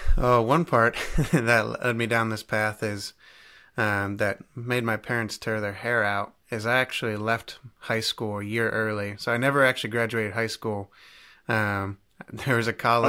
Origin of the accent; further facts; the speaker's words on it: Cleveland, Ohio, United States; now in Centreville, United States; I'm originally from Cleveland, Ohio